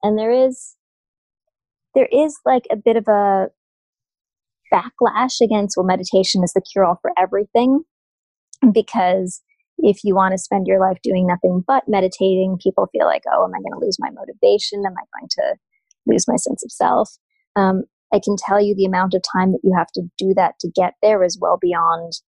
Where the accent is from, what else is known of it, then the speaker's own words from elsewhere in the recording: Canada; I'm Canadian